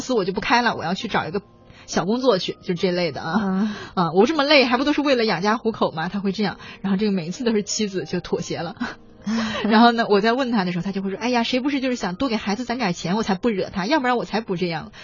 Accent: Northeast China, China; accent: Northeastern dialect; 用我们东北话叫炸刺的

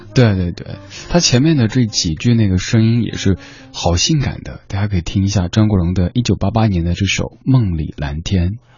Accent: Chengdu, Sichuan, China; now in Beijing, China; 我的家乡成都

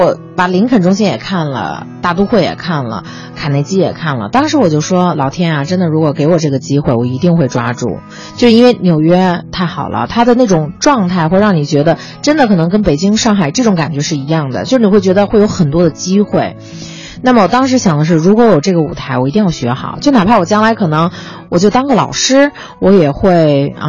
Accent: Beijing, China; 然后他们就说问，哎，你是从哪儿来呀？我说从北京过来

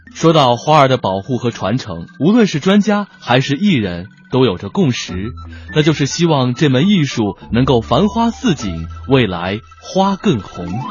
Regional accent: Lanzhou, Gansu, China; 我的故乡是甘肃省兰州市

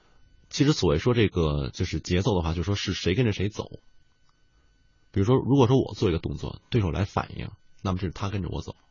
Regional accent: Beijing, China; 我是北京人

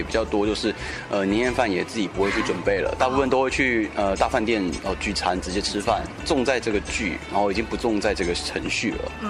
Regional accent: Taiwan; 像呃我们在台湾有时候吃火锅

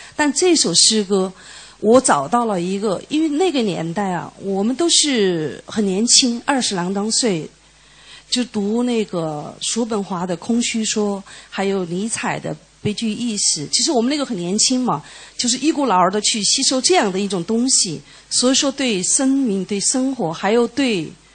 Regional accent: Chengdu, Sichuan, China; 因为我是四川人，成都人

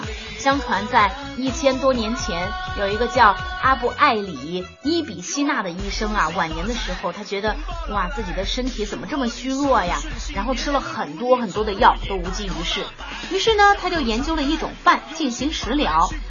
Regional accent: Xinjiang, China; 我是新疆的姑娘

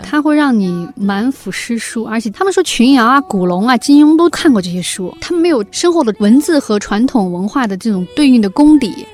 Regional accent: China; 作为中国人嘛

